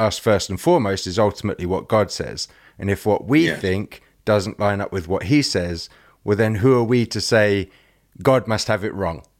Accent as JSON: {"language": "English", "region": "England", "country": "United Kingdom", "said": "I'm English."}